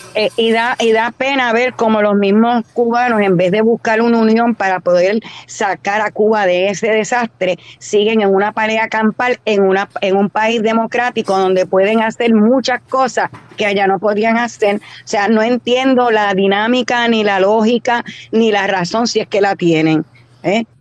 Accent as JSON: {"language": "Spanish", "country": "Puerto Rico", "said": "Yo no soy cubana, soy de Puerto Rico"}